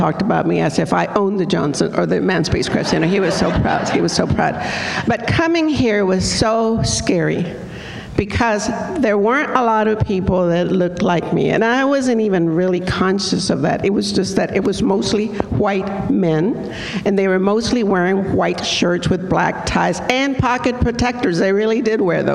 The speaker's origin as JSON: {"language": "English", "country": "Mexico", "tie": "born or raised there", "moved": "yes", "lives_now": "Houston, United States", "said": "I became a naturalized citizen because I was born in Mexico"}